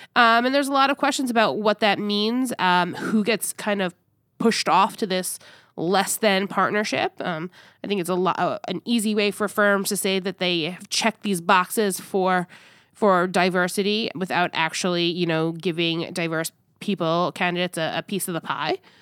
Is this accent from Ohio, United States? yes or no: no; New York, United States; I was born and raised in New York and, and lived there, the overwhelming majority of my life